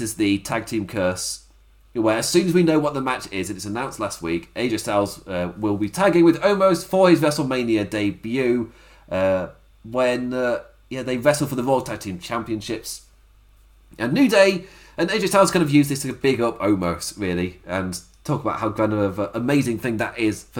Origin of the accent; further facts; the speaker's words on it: England, United Kingdom; I've lived in England my entire life